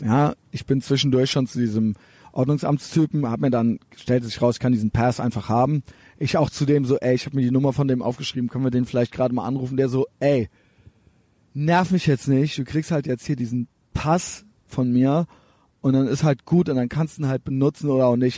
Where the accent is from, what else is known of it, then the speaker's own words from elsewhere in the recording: Germany; Ich bin aus Deutschland